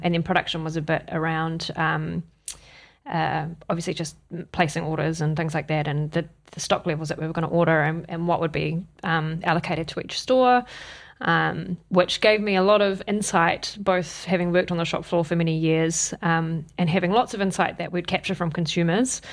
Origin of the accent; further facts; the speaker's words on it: Wellington, New Zealand; moved away as an adult; now in Auckland, New Zealand; I'm from Wellington originally